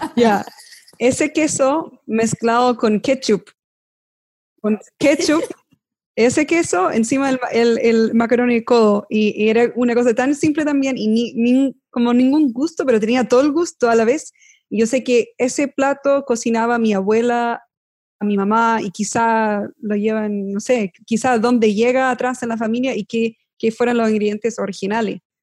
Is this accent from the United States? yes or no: yes; United States; yo crecí en Estados Unidos, mi papá era de Chile